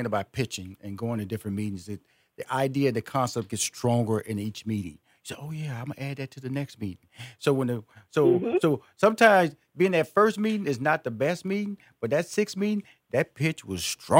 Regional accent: Houston, Texas, United States; I grew up in Fifth Ward, Texas, and we had a fig tree in the backyard.

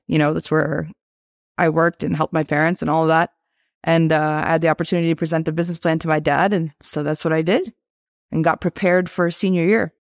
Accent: Boston, Massachusetts, United States; also born or lived in Tirana, Albania / Italy; when I was five years old, we moved to Boston, Mass. And that's where we've been kind of this whole time since we came from Italy, because I was born in Tirana, Albania

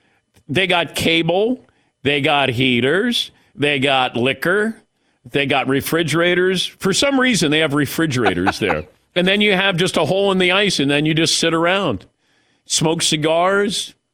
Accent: Ohio, United States; And I go, but I grew up in this. I grew up in Ohio. This is normal.

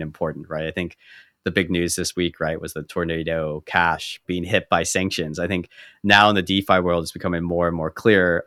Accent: United States; growing up as an American

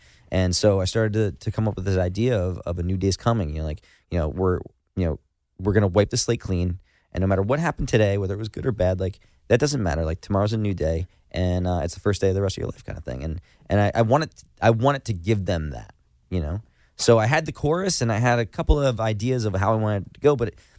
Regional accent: New Jersey, United States; we're from Jersey, right?

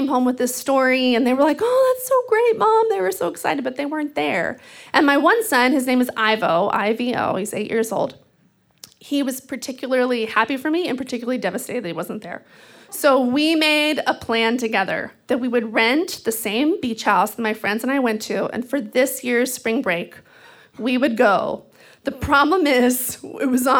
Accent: Texas, United States; now in Seattle, United States; I grew up in Texas, which is like a sea of dead brown grass

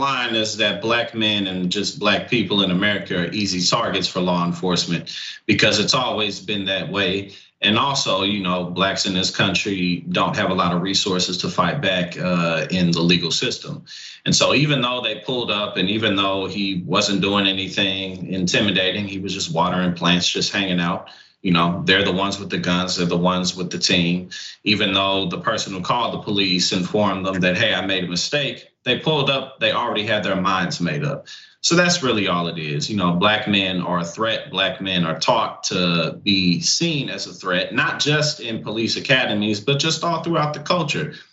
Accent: St. Louis, Missouri, United States; born or raised there; also born or lived in New Jersey / New York area; now in New Jersey/New York area, United States

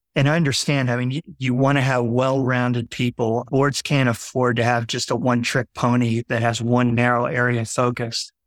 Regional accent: Fort Lauderdale, Florida, United States; I had two brothers very close in age. We grew up in Fort Lauderdale

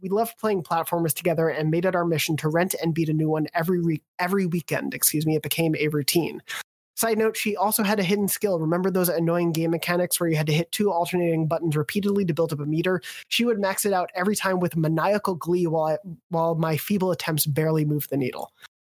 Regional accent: New York, United States; like growing up on Long Island, the town I grew up in was where the actual, like, based on the events of like the toll booth shooting happened.

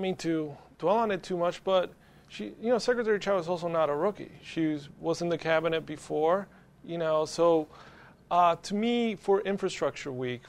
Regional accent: New Jersey, United States; my home state of New Jersey

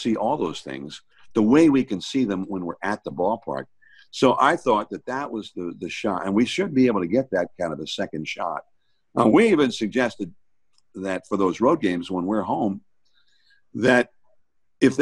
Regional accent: Hayward, California, United States; growing up in Hayward

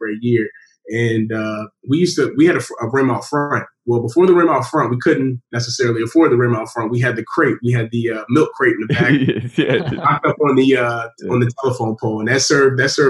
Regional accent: Virginia, United States; I grew up in Virginia

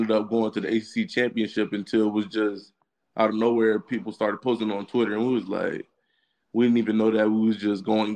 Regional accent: Virginia, United States; Growing up in Virginia, I know about the Virginia Tech and UVA game

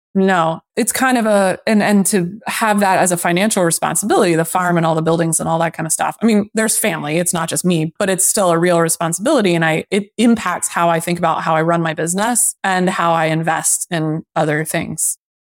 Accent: Lancaster, Pennsylvania, United States; moved away; also born or lived in Boston; my hometown. So I bought a two family in Lancaster sight unseen

